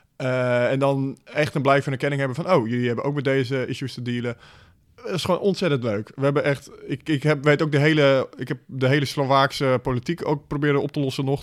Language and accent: Dutch; Netherlands; als Nederlanders